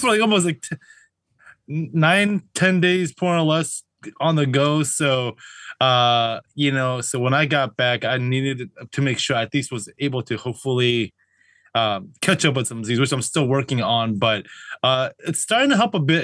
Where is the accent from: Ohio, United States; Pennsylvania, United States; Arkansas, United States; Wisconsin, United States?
Wisconsin, United States; moved away; I'm from Wisconsin